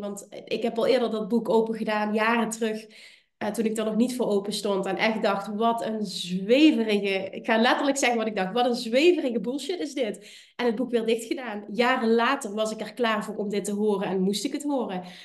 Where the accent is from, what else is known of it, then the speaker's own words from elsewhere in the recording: Limburg, Netherlands; Ik kom uit Limburg, ik heb een accent